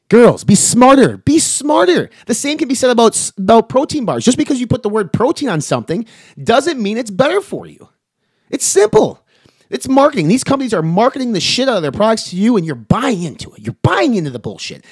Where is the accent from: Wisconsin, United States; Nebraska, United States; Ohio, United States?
Wisconsin, United States; I'm from Wisconsin